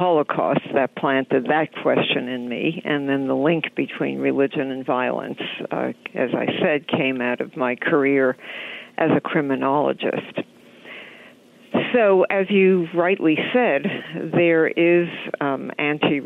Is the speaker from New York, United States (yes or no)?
yes; New York, United States; I'm a New Yorker too